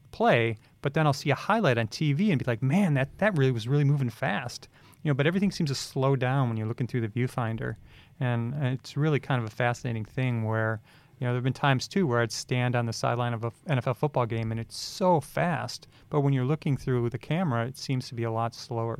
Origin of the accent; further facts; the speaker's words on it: Chicago, Illinois, United States; moved away; growing up in Chicago, which is a huge sports town